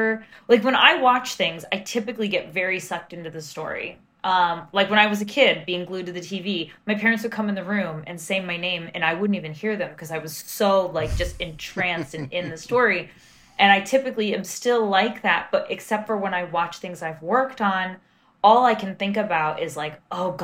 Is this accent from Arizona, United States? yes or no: no; New York, United States; being a New Yorker